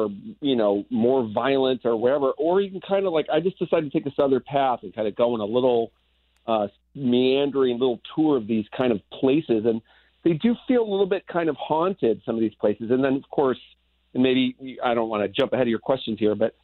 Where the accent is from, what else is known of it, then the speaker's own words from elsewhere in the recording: St. Louis, Missouri, United States; moved away; I grew up in St. Louis